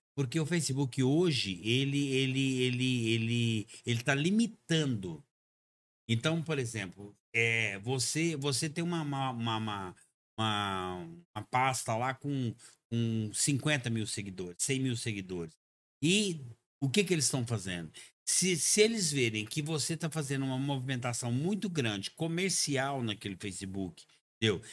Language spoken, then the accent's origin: Portuguese; Goiânia, Goiás, Brazil; also born or lived in Uberlândia, Minas Gerais / Itumbiara, Goiás; now in Caldas Novas, Brazil; Eu sou natural da cidade de Goiânia, minha família é toda na cidade de Goiânia